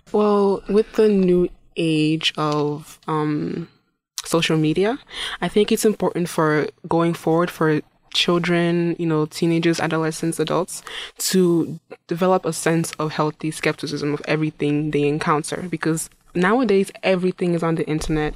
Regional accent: Imo, Nigeria; now in Saint Cloud, United States; I'm originally from Nigeria. Yes, I'm from Imo State in Nigeria

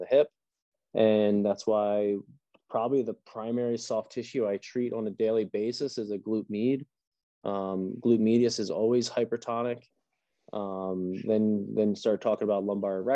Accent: just outside of Reading, Pennsylvania, United States; my hometown, I'm not from Reading, but just outside of Reading

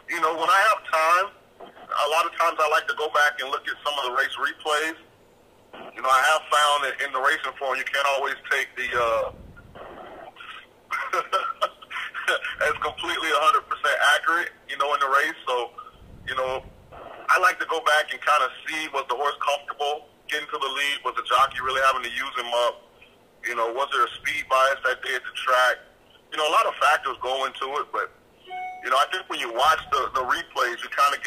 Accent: St. Petersburg, Florida, United States; I'm from Central Florida. I'm actually from St. Petersburg. I lived my life in the Bay Area

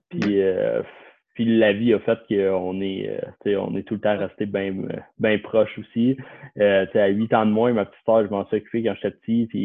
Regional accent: Lorraine, Quebec, Canada; also born or lived in Terrebonne; De Lorraine. J'ai grandi à Lorraine

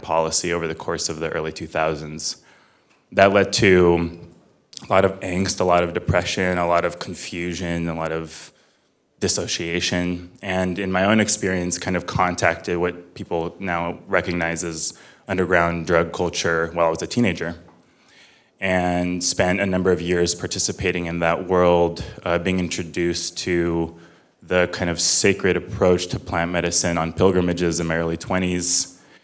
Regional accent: Fresno, California, United States; I grew up in Fresno, California

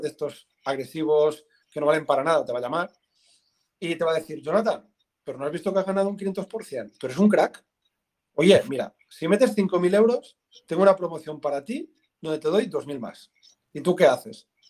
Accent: Tarragona, Catalonia, Spain; soy de Tarragona

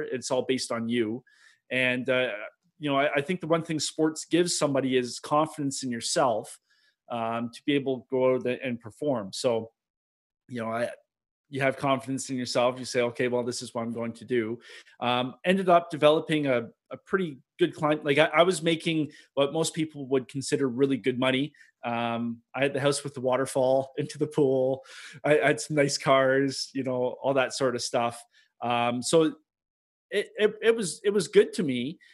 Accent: Milton, Ontario, Canada; I'm Canadian.

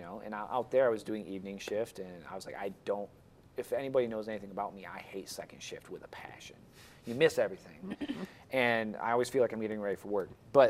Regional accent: Michigan, United States; I like to think that growing up in Northern Michigan, I know the weather patterns pretty decently.

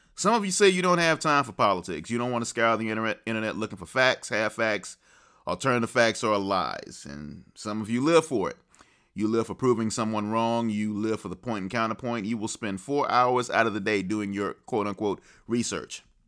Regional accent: the South, United States; I'm a child of the South, a Southern gentleman to be sure

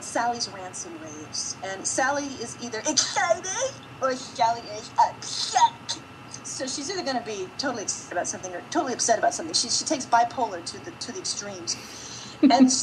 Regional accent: Wisconsin, United States; also born or lived in New York / Milwaukee; I'm from Wisconsin

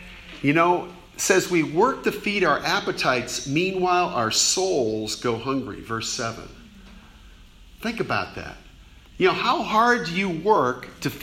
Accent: Fort Lauderdale, Florida, United States; moved away as an adult; also born or lived in New Orleans / Gainesville, Florida; I grew up in Fort Lauderdale, Florida.

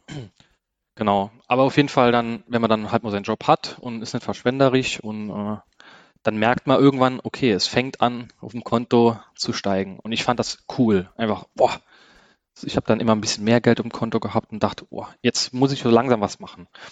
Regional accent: Saarland, Germany; ich komme aus dem Saarland

